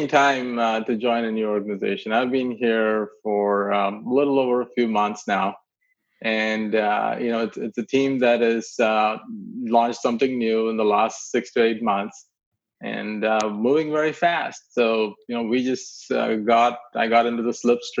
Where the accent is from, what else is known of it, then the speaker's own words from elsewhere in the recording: India; moved away as an adult; also born or lived in Clemson; I grew up in India, middle class family. My dad was working in the railways, and that means he was building tracks in places that were pretty remote. So kept moving around